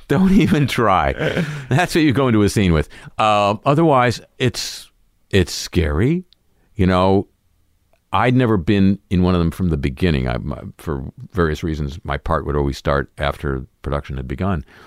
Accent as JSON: {"language": "English", "region": "Southern California", "country": "United States", "tie": "born or raised there", "said": "growing up in Southern California"}